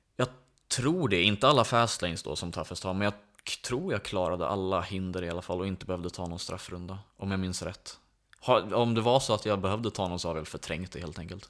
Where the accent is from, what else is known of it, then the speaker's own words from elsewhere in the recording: Åkersberga, Stockholm County, Sweden; jag är uppväxt i Åkersberga och bor fortfarande där